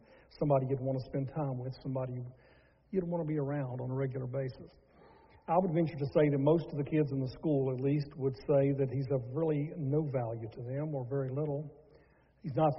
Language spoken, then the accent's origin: English; Charlotte, North Carolina, United States; growing up in Charlotte, North Carolina, is where we're from